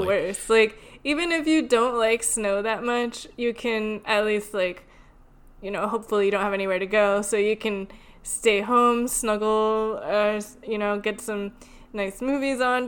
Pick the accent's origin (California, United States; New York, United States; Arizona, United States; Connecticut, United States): Connecticut, United States; moved away; also born or lived in Louisiana; I grew up in Connecticut and um, I lived in Louisiana for a little while in middle school